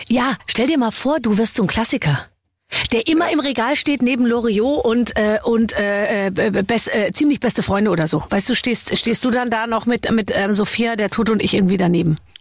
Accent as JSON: {"language": "German", "town": "Munich", "region": "Bavaria", "country": "Germany", "said": "ich komme ja aus München"}